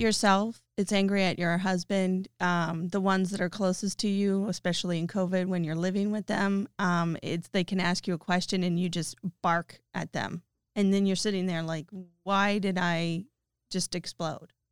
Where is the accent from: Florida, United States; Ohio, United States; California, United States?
California, United States; Novato; moved away as an adult; also born or lived in Boston, Massachusetts; I was born and raised in Novato and then drifted around after college and played the game and moved to Massachusetts for twelve years and then moved back here